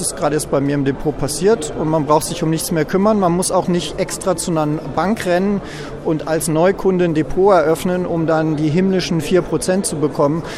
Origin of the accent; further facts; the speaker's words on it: Germany; als Europäer und als Deutscher